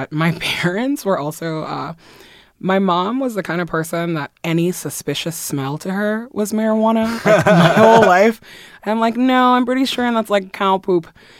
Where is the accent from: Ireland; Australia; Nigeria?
Nigeria; also born or lived in Belgium / France; I am from Guinea in West Africa, French-speaking Guinea, but I've never lived there. I grew up in Nigeria and in Belgium and France, pretty much a little diplomatic brat.